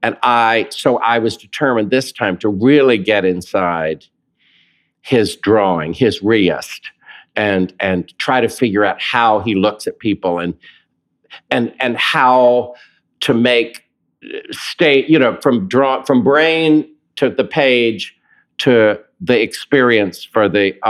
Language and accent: English; the South, United States; accent: Southern; To hear David Corns do my Southern accent and talk and starting with the wrist is really worth it.